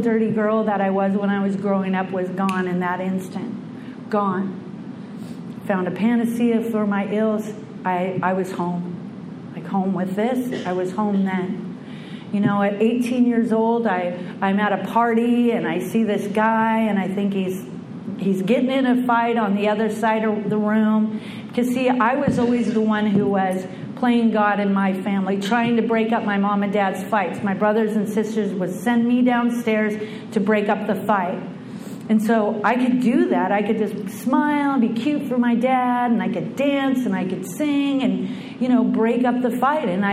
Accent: Bellingham, Washington, United States; I was born in the Pacific Northwest in Bellingham, Washington, a little hippie town, and I was one of six kids

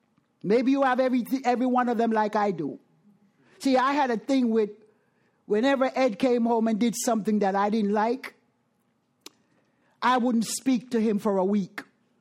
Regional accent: Jamaica; moved away; I am from Jamaica.

